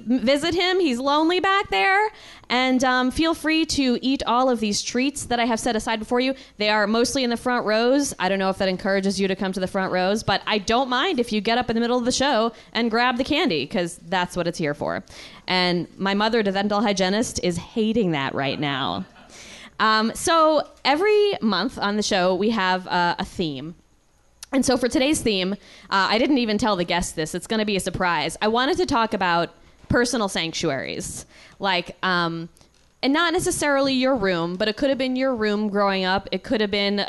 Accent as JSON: {"language": "English", "region": "New York", "country": "United States", "said": "I'm from New York"}